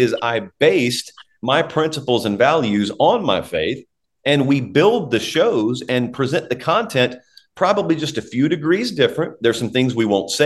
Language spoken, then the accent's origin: English; the South, United States; now in Nashville, United States; people who know you're from the South